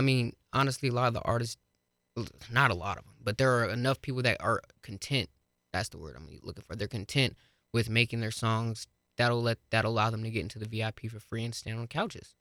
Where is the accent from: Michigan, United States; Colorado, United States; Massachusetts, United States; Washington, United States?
Colorado, United States; Colorado Springs; now in Fort Collins, United States; Springs is, is my hometown. I love the Springs to death.